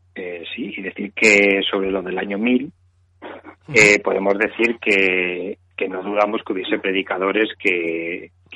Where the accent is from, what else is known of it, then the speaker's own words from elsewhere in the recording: Spain; somos españoles